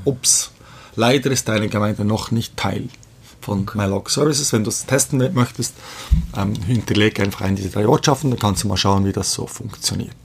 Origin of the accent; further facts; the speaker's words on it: Bern, Switzerland; ich bin aber in der Schweiz geboren, äh, Mutter ist Schweizerin, äh, ich komme aus Bern, wohne auch in Bern